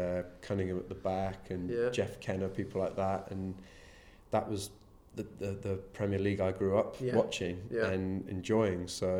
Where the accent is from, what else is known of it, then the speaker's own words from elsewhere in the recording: Devon, South West England, United Kingdom; moved away; I'm a farmer from Devon originally